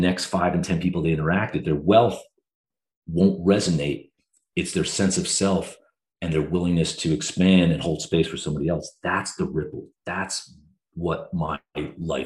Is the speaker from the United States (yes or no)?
yes; New Jersey, United States; moved away as an adult; also born or lived in Vermont / London; I'm from New Jersey, went to school in Vermont, came back to New Jersey, was working downtown Manhattan.